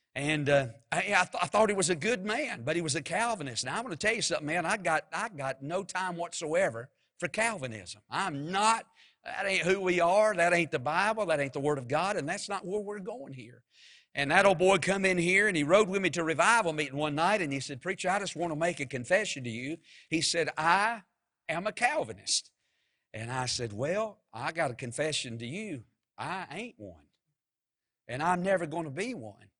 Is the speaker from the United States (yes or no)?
yes; Mount Airy, North Carolina, United States; I'm from Mount Airy, and when I was just growing up as a boy